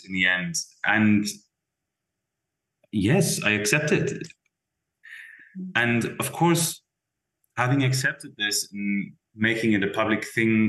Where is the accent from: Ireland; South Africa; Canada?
South Africa; moved away as an adult; as a South African